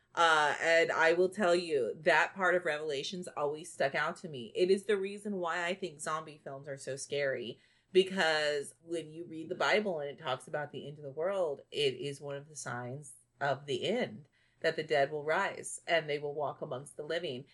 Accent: Bishop, Texas, United States; the west side of my hometown of Bishop

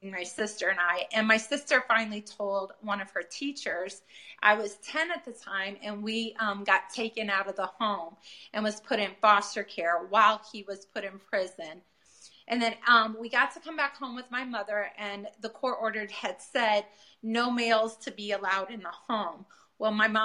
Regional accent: Peoria, Illinois, United States; I come from Peoria, Illinois

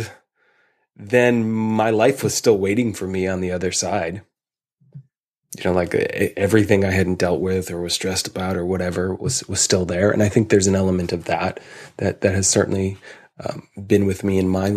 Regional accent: Chicago, Illinois, United States; growing up in Chicago

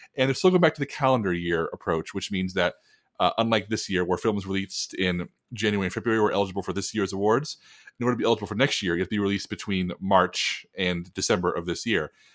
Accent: San Antonio, Texas, United States; my hometown of San Antonio

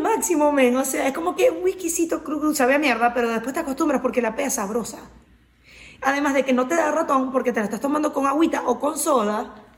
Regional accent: Carora, Lara, Venezuela; venezolana, caroneña, de mi pueblo

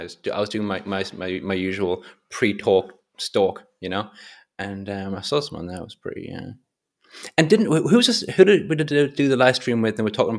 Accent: Florence, Tuscany, Italy; because I'm from Florence and people from Florence are very proud of the city.

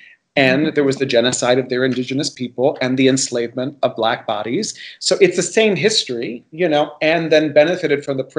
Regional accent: Miami, Florida, United States; And I do feel like one of the privileges of growing up in Miami, for me, as somebody who's Cuban and also has Spanish origin

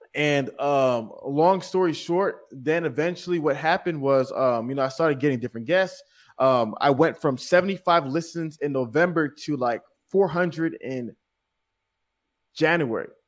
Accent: New York City, New York, United States; I was born in Staten Island, New York. And so being born in New York, especially in Staten Island, is a unique experience

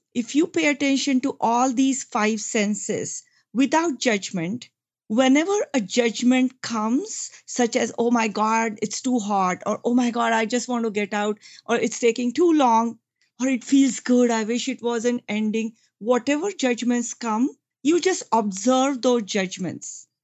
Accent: India; moved away as an adult; I come from India. I came to this country about thirty years ago.

